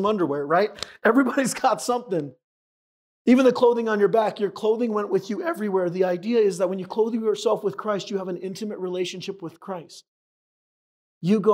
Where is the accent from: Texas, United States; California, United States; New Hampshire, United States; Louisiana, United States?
California, United States; San Diego; moved away; I'm from San Diego originally